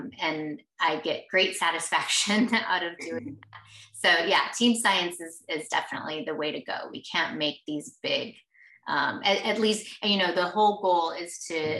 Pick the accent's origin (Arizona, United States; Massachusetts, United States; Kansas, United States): Arizona, United States; also born or lived in Texas; I grew up here in Arizona